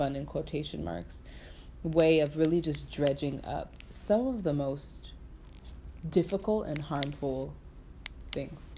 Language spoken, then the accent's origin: English; United States; as an American